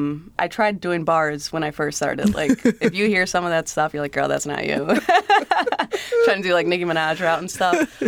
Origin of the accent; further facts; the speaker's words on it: Chicago, Illinois, United States; we grew up in like West Humboldt Park area. So like North and Pulaski.